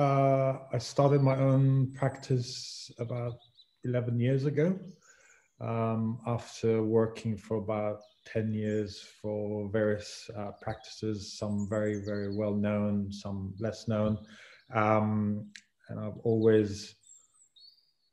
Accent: Israel; moved away as an adult; now in London, United Kingdom; I'm originally from Israel, and then I had an opportunity to come here to study, and then I got hooked by it

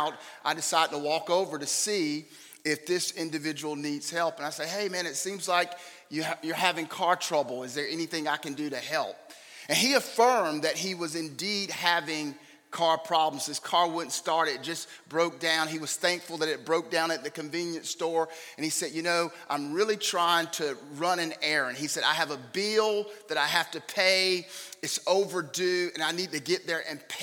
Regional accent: Raleigh, North Carolina, United States; now in Knightdale, United States; We live in Knightdale. We were both born and raised in Raleigh, but we moved to Knightdale maybe 25 years ago or so now

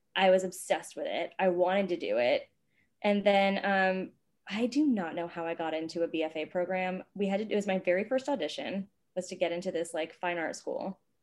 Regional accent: Virginia, United States; moved away as an adult; also born or lived in New York / Los Angeles; I grew up in Virginia.

